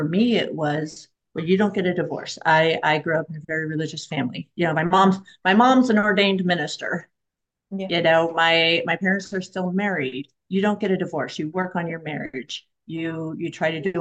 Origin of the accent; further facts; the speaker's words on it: Oregon, United States; moved away; also born or lived in Florida; so I'm from Oregon. I just moved back recently from Florida